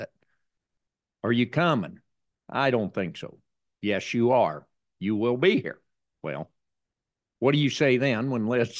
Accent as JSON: {"language": "English", "town": "Greensburg", "region": "Indiana", "country": "United States", "said": "I'm Greensburg, Indiana."}